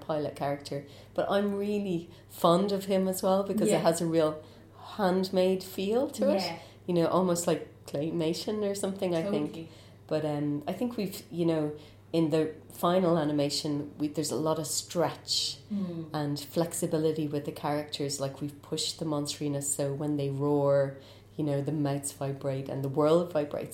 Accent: Ireland

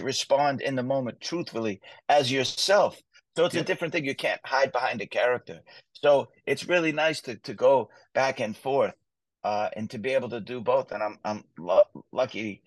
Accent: Boston, Massachusetts, United States; moved away as an adult; also born or lived in Las Vegas, Nevada / Los Angeles, California; I love my hometown. I grew up in Southie

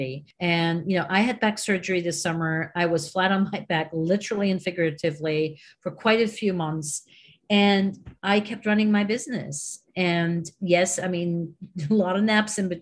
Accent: Switzerland; now in New York, United States; I'm originally from Switzerland

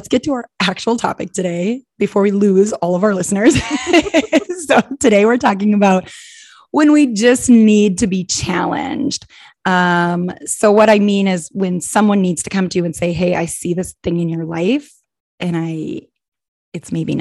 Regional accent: Minnesota, United States; also born or lived in Arizona / Wisconsin; now in Illinois, United States

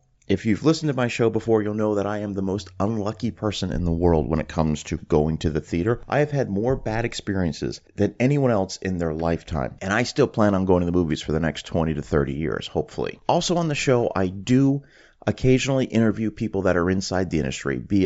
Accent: Canada; now in Florida, United States; I'm originally from Canada. That's where I grew up

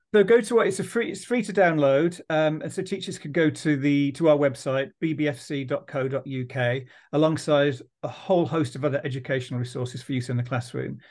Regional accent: Dudley, West Midlands, United Kingdom; I'm from Dudley

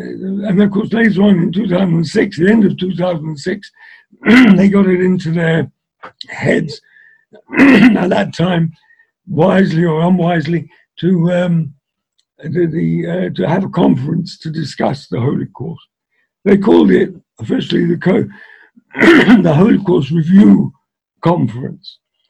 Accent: England, United Kingdom; Because I was brought up in England, I was able to speak easier in English than a lot of them.

